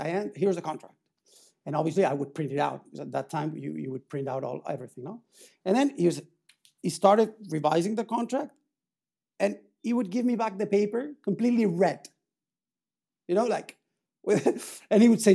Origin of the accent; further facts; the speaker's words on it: Reus, Catalonia, Spain; moved away as an adult; also born or lived in Barcelona / Paris; I grew up in Tarragona, in Reus